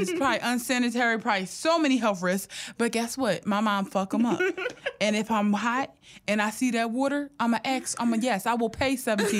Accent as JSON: {"language": "English", "town": "Philadelphia", "region": "Pennsylvania", "country": "United States", "said": "I'm from right there. I have family on Diamond Street"}